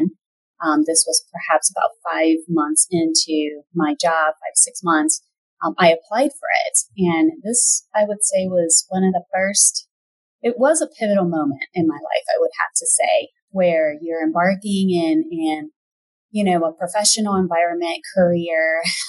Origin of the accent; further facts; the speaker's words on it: Puerto Rico; moved away as an adult; also born or lived in Indiana / Fort Wayne; Originally, I'm from Puerto Rico. That's where I grew up and went to undergrad school